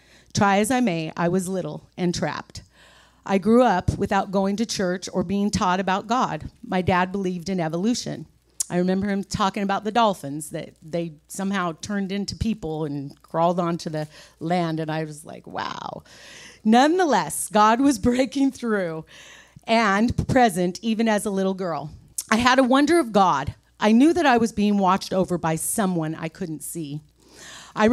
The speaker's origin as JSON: {"language": "English", "town": "Pocatello", "region": "Idaho", "country": "United States", "tie": "born there", "also_born_or_lived": "California", "said": "I was born in Pocatello, Idaho. My parents were divorced when I was 3 years old. My dad moved to California and my mom stayed in Idaho. I have lived in both states all of my life."}